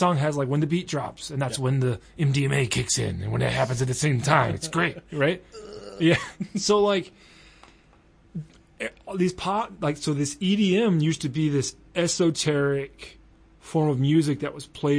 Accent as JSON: {"language": "English", "region": "the South", "country": "United States", "accent": "country accent", "said": "I'm from the South too."}